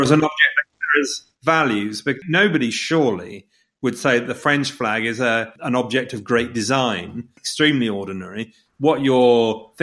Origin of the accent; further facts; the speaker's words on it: England, United Kingdom; I'm a particularly embarrassingly patriotic Englishman.